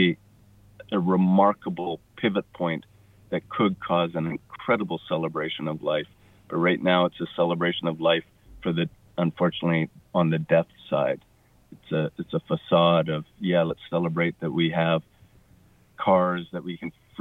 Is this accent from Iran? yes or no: no; Cowichan Valley, British Columbia, Canada; also born or lived in Victoria, British Columbia; I was born in Victoria and raised up in the Cowichan Valley.